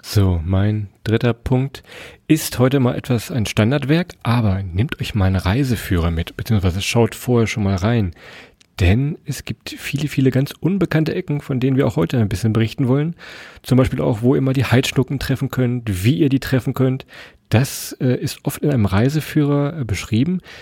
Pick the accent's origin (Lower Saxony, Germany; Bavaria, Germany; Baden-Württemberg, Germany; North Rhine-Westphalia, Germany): Lower Saxony, Germany; wir kommen ja aus Niedersachsen und kennen Niedersachsen vor allem auch